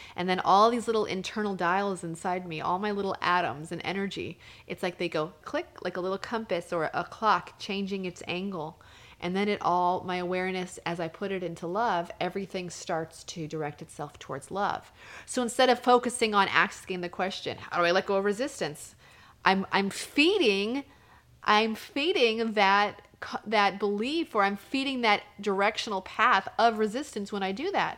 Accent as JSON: {"language": "English", "region": "New Mexico", "country": "United States", "said": "I'm from New Mexico"}